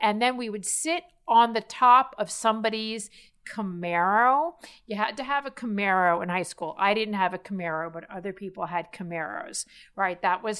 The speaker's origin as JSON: {"language": "English", "town": "Miami Beach", "region": "Florida", "country": "United States", "tie": "born or raised there", "said": "So growing up in Miami Beach, very late 70s, my neighbors were …, okay?"}